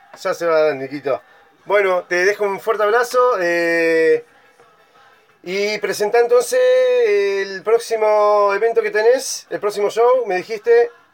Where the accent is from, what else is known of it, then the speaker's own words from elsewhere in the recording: Bariloche, Río Negro, Argentina; also born or lived in northern Argentina; yo soy de Bariloche